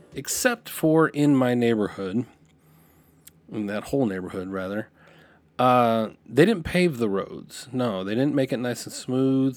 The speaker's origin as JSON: {"language": "English", "town": "Lompoc", "region": "California", "country": "United States", "tie": "born or raised there", "moved": "yes", "said": "I, I grew up in Santa Barbara because nobody knows where Lompoc is"}